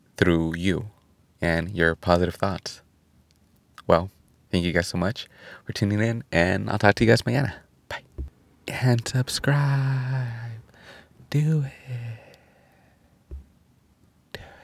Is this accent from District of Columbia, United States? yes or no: no; California, United States; California, my home state